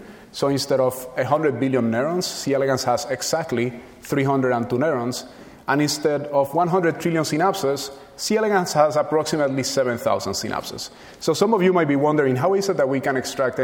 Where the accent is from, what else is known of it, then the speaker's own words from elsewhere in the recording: Puerto Rico; moved away; where I was born and raised in Puerto Rico. And when I was a child there